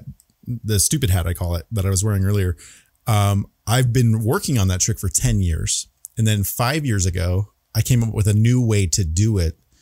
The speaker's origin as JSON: {"language": "English", "region": "Arizona", "country": "United States", "tie": "born or raised there", "said": "I'm a native, born and raised right here in Arizona"}